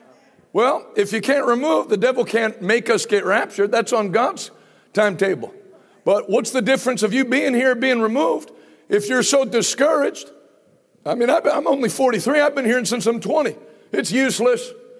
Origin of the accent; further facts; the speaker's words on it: Pittsburgh, Pennsylvania, United States; I'm from Pittsburgh.